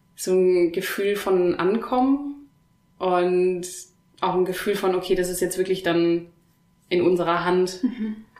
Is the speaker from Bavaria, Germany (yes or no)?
no; Oberhausen, North Rhine-Westphalia, Germany; moved away as an adult; now in Stuttgart, Germany; Ich komme ursprünglich aus dem Ruhrgebiet, aus Oberhausen bin dann für mein Masterstudium nach Stuttgart gekommen